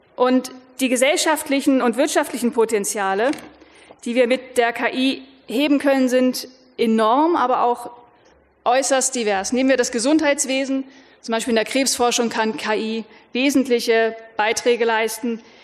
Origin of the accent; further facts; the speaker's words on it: Lower Saxony, Germany; Ich selber bin Niedersächsin, das heißt, ich komme aus einem Land, das äh, sehr stark landwirtschaftlich